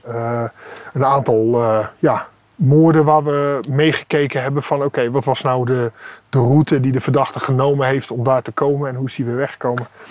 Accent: Netherlands; moved away as an adult; now in Kenya; wij als Nederlanders

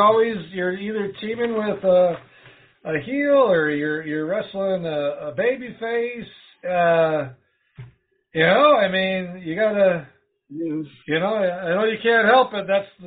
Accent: Wisconsin, United States; moved away; I'm originally from Wisconsin, about 2 hours northeast of where Steel Domain is.

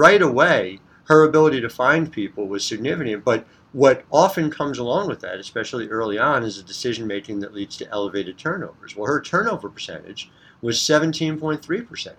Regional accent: New Jersey, United States; I'm coming to you from North Jersey

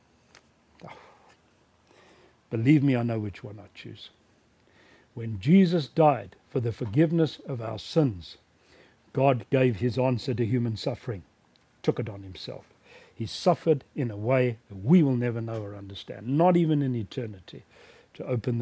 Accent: South Africa; my hometown in South Africa

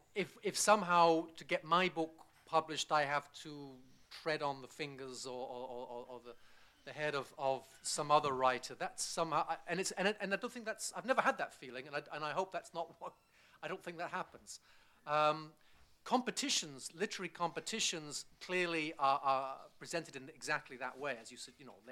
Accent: Bristol, South West England, United Kingdom; born there; I was born in Bristol, yeah, but it's not a Bristol accent. And my father's Scots Irish. He's born in Belfast, and I've lived all over the place.

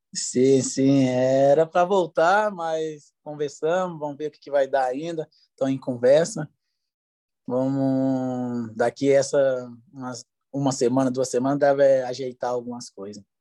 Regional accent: Espírito Santo, Brazil; moved away as an adult; also born or lived in Dubai, United Arab Emirates / Ukraine; eu jogava no Linhares, é, do Espírito Santo, da minha terra natal

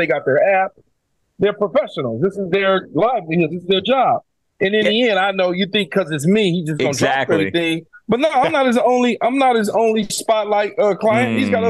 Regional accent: Los Angeles, California, United States; I grew up in South Central Los Angeles, all right? The poorest of the poorest.

